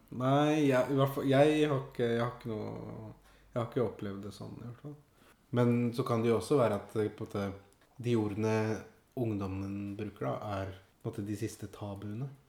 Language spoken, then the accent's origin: Norwegian; Oslo, Norway; jeg, er jo født og oppvokst i Oslo. Ja. På Furuset i Groruddalen